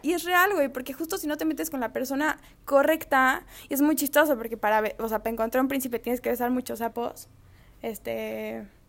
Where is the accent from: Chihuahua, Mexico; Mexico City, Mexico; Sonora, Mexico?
Mexico City, Mexico; now in Culiacán, Mexico; soy chilanga, vivo en Culiacán